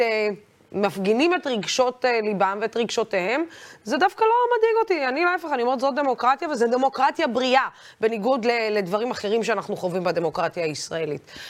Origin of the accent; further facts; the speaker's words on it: Israel; תמיד הגדרתי את עצמי כערבייה ישראלית